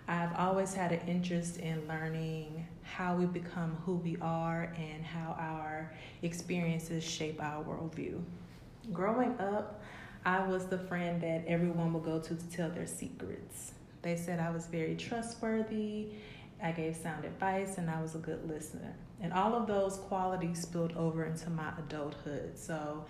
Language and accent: English; Houston, Texas, United States; I am from Houston, Texas